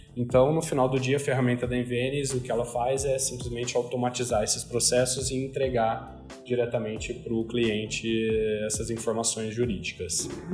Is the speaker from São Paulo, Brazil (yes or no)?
yes; Ribeirão Preto, São Paulo, Brazil; moved away as an adult; para Ribeirão Preto, minha cidade natal, para morar com os meus pais